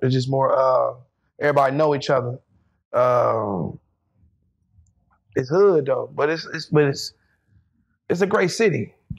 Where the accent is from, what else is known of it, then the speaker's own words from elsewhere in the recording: Topeka, Kansas, United States; I'm from Topeka, Kansas, capital.